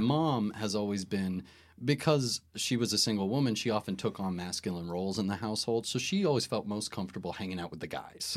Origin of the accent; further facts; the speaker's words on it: Maine, United States; moved away; when we were growing up in Maine